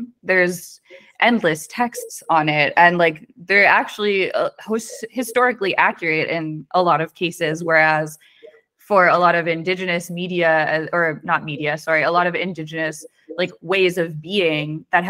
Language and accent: English; Weston, United States; And then like growing up in Weston, it's like culture is everywhere.